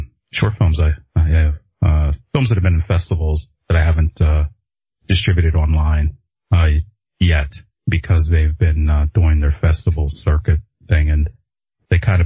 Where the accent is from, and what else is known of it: Pittsburgh, Pennsylvania, United States; moved away as an adult; now in Los Angeles, United States